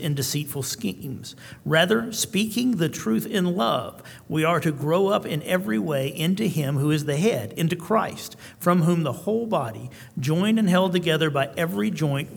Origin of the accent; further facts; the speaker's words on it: Tullahoma, Tennessee, United States; I'm from Tullahoma, which is a small town in Tennessee